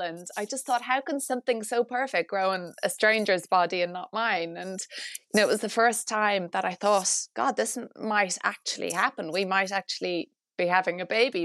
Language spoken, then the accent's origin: English; Ireland; as an Irish married couple